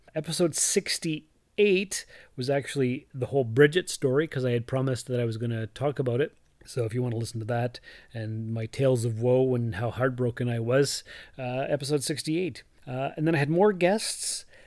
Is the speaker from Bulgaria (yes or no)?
no; Sault Ste. Marie, Ontario, Canada; moved away as an adult; also born or lived in North Bay / Timmins; I was born and raised in Sault Ste. Marie